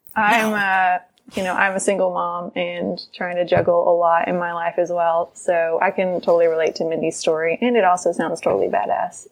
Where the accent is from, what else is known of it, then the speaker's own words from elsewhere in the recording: Texas, United States; I'm from Texas as well